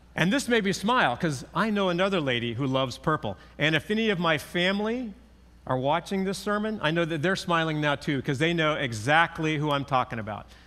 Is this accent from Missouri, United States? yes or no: no; California, United States; growing up in California, I learned how to drive on our nineteen sixty-four Chevy pickup.